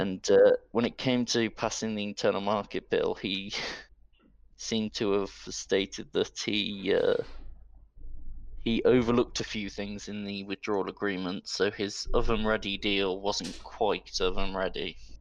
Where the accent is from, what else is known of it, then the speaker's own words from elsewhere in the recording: Midlands, United Kingdom; I'm from the Midlands